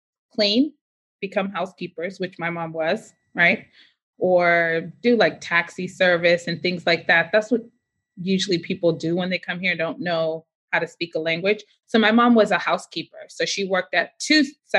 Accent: Boston, Massachusetts, United States; moved away; I was born in Boston

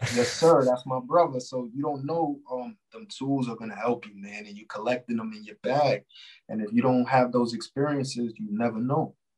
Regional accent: New York, United States; I'm from New York

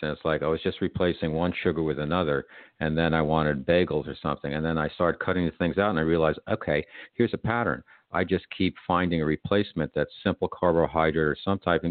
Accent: United States; I'm an American

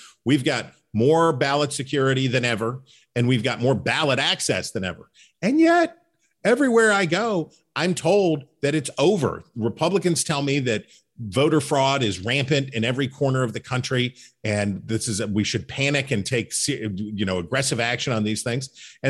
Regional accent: Central Appalachia, United States; And obviously I'm from Central Appalachia it's not all sunshine and unicorns. There's problems and opioid addiction and dislocation of communities and all that stuff.

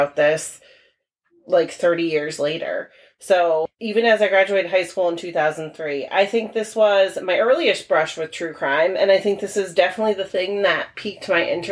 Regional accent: Tolland, Connecticut, United States; growing up in Tolland

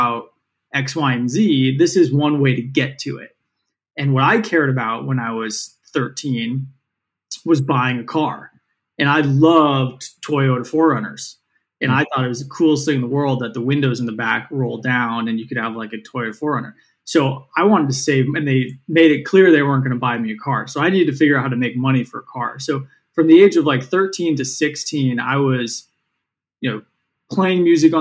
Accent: San Francisco, California, United States; I grew up in San Francisco

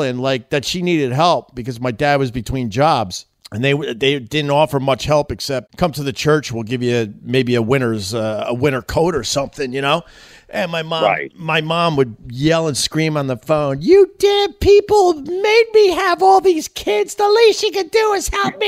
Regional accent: Centerport, New York, United States; I'm from Centerport, Long Island, which is a very religious little town

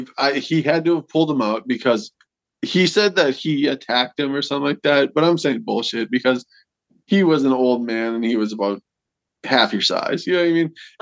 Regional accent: Wishek, North Dakota, United States; moved away; in my hometown

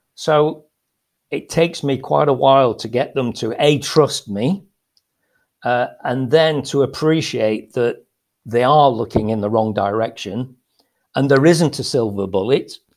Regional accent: Lancashire, Greater Manchester, North West England, United Kingdom; moved away as an adult; now in Spain; I was brought up in, uh, in Lancashire, so Greater Manchester

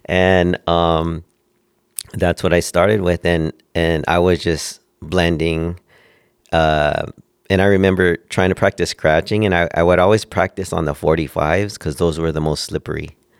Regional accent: Oxnard, California, United States; moved away as an adult; also born or lived in Northridge, California; now in Las Vegas, United States; I grew up in Oxnard, California, um, little city, uh, around Ventura before Santa Barbara.

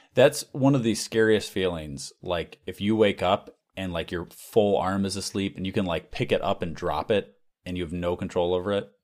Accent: United States; as an American

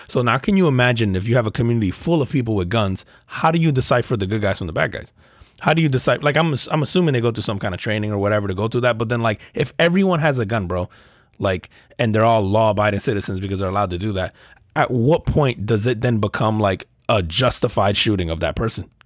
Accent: United States

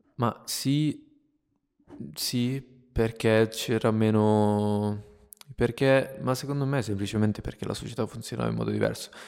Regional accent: Italy; also born or lived in Minnesota, United States; sono qui in questo posto ancora nel mio paese nel quale sono nato e cresciuto

